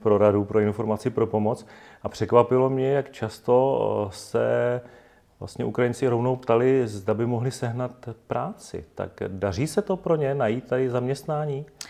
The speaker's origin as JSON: {"language": "Czech", "country": "Czechia", "said": "my jako Češi"}